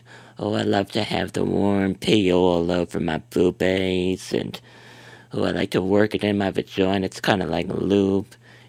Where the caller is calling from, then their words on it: Chicago, Illinois, United States; I'm calling from Chicago.